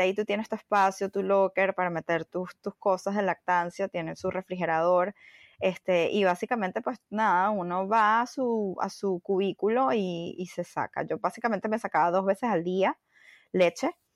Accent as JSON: {"language": "Spanish", "country": "Venezuela", "also_born_or_lived": "Bogotá, Colombia / Miami, United States", "moved": "as an adult", "lives_now": "New York, United States", "said": "salí de Venezuela hace casi 12 años. Em, empecé en Caracas en una agencia de publicidad"}